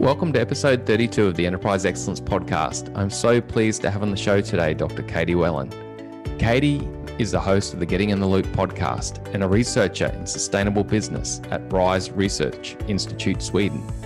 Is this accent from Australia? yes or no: yes; Australia